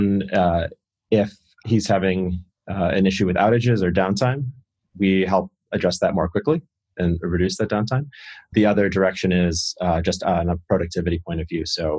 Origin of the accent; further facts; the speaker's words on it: New York, United States; Upstate New York, outside of Rochester.